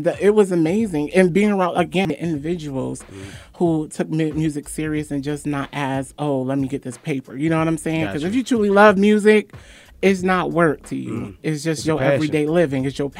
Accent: Waterbury, Connecticut, United States

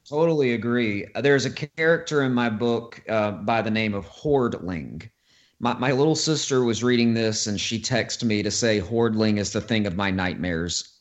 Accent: Florence, Alabama, United States; here in uh, Florence, Alabama, my hometown

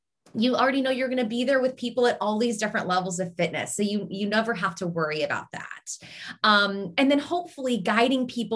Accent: Seattle, Washington, United States; moved away as an adult; now in Pittsburgh, United States; I'm originally from Seattle

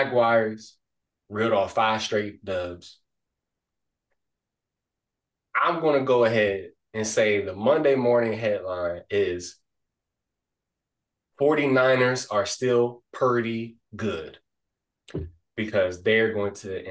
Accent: Ohio, United States; we born and raised in Ohio

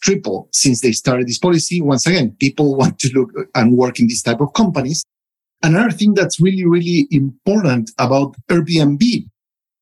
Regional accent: United States; now in Europe; I'm a American living in Europe working for a South African company

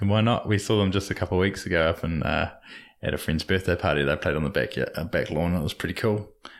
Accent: Dunedin, Otago, New Zealand; They hail from Dunedin, my hometown

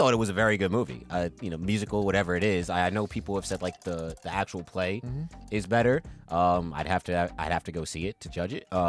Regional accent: Westchester, New York, United States; I know I'm from Westchester, but I've been in Washington Heights a lot just for basketball reasons.

